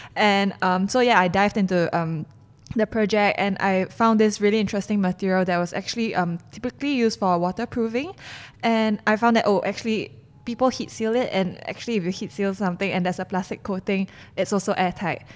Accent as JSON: {"language": "English", "country": "Singapore", "said": "I'm a Singaporean and Singaporeans are known to be foodies"}